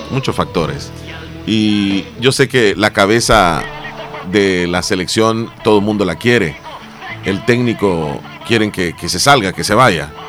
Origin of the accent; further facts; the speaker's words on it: El Salvador; Y quisiera que las cosas fueran diferentes, pues como todo salvadoreño.